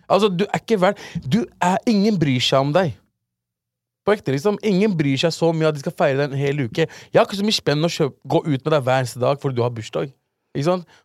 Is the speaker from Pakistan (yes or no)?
yes; Pakistan; born there; Det er Pakistan som har skylda der, fordi jeg ble født i Pakistan.